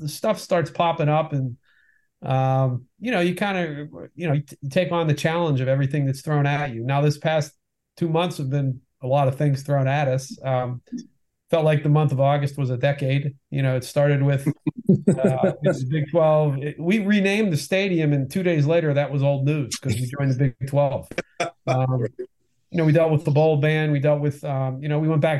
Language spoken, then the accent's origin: English; Pittsburgh, Pennsylvania, United States; moved away as an adult; also born or lived in Ohio / Cincinnati / Notre Dame; I grew up in Pittsburgh